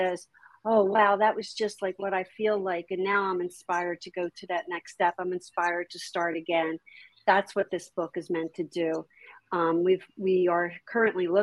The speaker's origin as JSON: {"language": "English", "region": "New Jersey", "country": "United States", "tie": "born or raised there", "said": "I grew up in Jersey"}